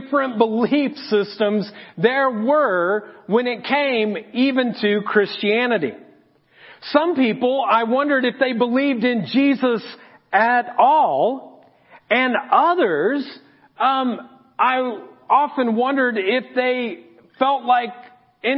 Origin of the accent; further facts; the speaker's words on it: Marion, Indiana, United States; I was born in Marion